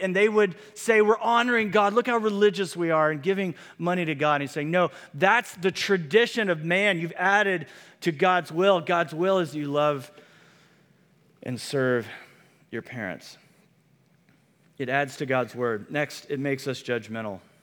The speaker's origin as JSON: {"language": "English", "region": "Midwest", "country": "United States", "tie": "born or raised there", "moved": "yes", "said": "Where I grew up in the Midwest"}